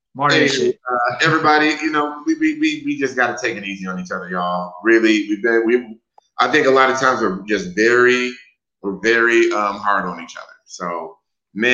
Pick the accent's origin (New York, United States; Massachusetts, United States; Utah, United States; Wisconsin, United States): Wisconsin, United States; now in Texas, United States; I am from Wisconsin and I live in Texas right now.